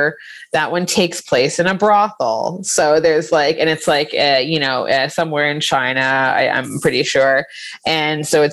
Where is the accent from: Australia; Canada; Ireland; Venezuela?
Canada; Milton, Ontario; Milton, Ontario.